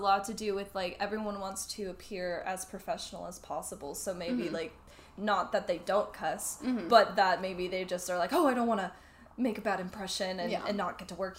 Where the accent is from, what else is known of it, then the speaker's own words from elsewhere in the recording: San Diego, California, United States; So I'm actually born and raised here in San Diego.